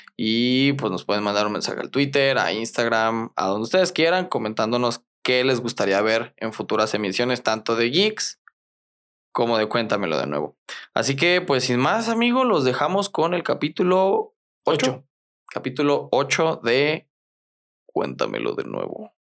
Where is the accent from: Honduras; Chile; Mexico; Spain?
Mexico